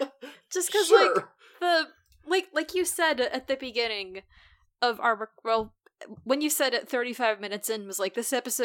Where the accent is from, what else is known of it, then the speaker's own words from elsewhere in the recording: United States; Because I'm an American.